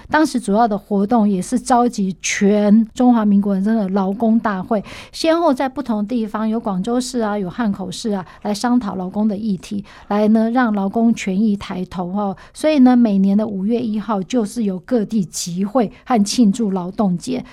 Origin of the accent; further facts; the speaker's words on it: Taiwan; 我们台湾人民总是蛮温柔的